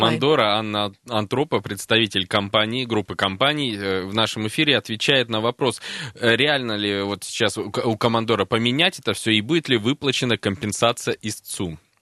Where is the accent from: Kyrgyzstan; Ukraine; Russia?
Russia; Krasnoyarsk, Krasnoyarsk Krai; Я буду последний красноярец